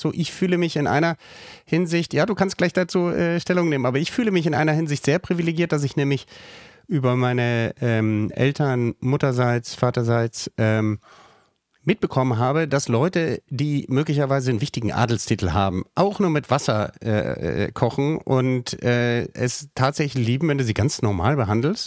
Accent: Bonn, North Rhine-Westphalia, Germany; ich bin dann in Bonn am Rhein aufgewachsen.

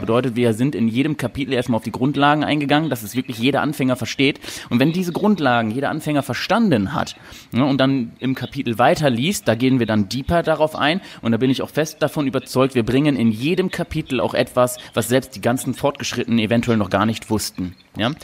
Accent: Cologne-Düsseldorf region, North Rhine-Westphalia, Germany; Also wir kommen ja hier aus der Region Köln-Düsseldorf

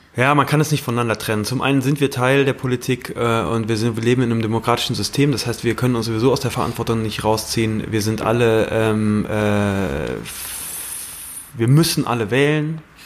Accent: Germany; ich komme aus der Eifel, ähm, äh, wunderschöne Gegend, äh, sehr stark bewaldete Gegend

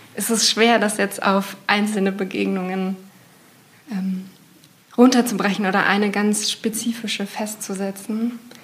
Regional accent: Berlin, Germany; ich komme aus Berlin

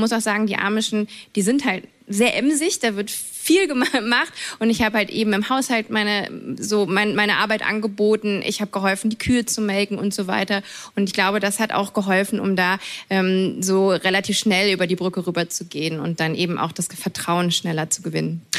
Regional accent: near Cologne, North Rhine-Westphalia, Germany; ich bin ja in der Nähe von Köln groß geworden

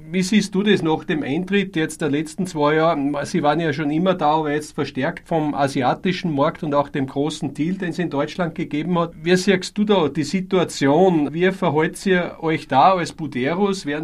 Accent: Austria; Bei uns in Österreich betrifft es uns stark.

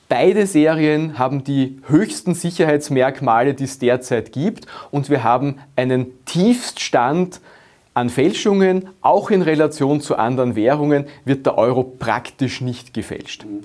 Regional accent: Austria; Wir Österreicher und Österreicher, wir wollen die Wahlfreiheit.

